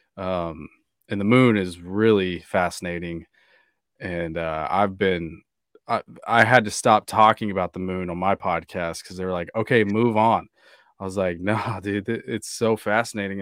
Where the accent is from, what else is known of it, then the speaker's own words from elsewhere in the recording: Kansas, United States; moved away; also born or lived in Newport Beach, California; Growing up in Kansas